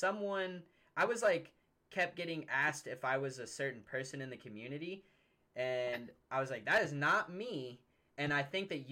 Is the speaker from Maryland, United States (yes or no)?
no; Cincinnati, Ohio, United States; also born or lived in Lexington, Kentucky; now in near Lexington, Kentucky, United States; I'm originally from Cincinnati, but now I live a little north of Lexington, Kentucky, in a very small